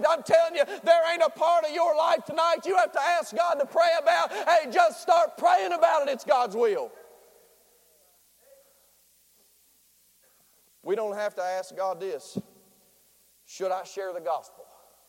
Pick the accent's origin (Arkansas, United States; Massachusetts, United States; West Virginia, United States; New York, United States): West Virginia, United States; Nitro; He's from Boone County. I sound like I'm from Boone County, but I'm from Nitro.